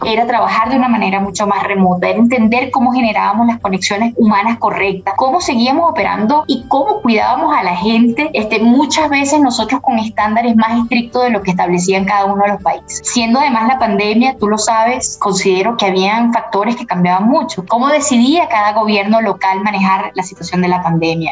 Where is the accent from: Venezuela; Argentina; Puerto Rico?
Venezuela; also born or lived in Costa Rica; now in Colombia; como venezolana